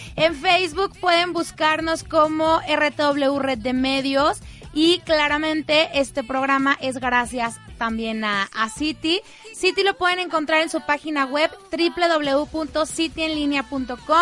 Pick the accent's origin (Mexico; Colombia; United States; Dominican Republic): Mexico; yo sí soy la típica mexicana